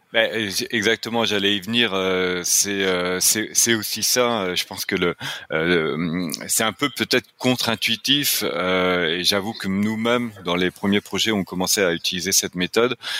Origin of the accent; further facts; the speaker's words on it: France; accent: French; now in Quebec, Canada; je suis québécois, mais avec un accent français